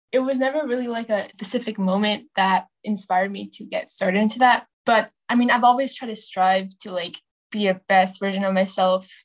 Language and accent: English; Bay Area, California, United States; also born or lived in Dallas, Texas / Chicago, Illinois; I'm 14 from the Bay Area. And I was born in Dallas, Texas, and then to Chicago. And five years ago, I came to California